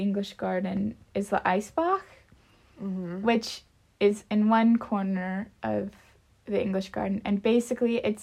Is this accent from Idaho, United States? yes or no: yes; Idaho, United States; moved away as an adult; now in Munich, Germany; I grew up in Idaho